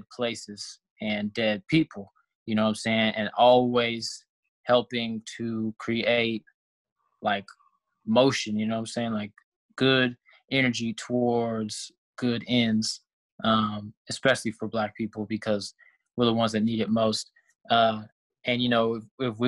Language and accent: English; Texas, United States; also born or lived in California / Tuskegee, Alabama; I was raised in Texas, but I was originally from California